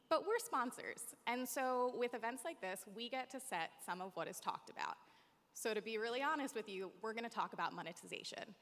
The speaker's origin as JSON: {"language": "English", "region": "East Coast", "country": "United States", "said": "I have a lot of family that lives here, although I'm from the East Coast."}